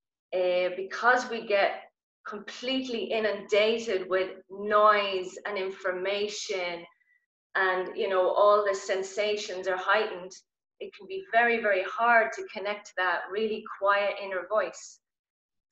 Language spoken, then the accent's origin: English; Ireland; I'm Irish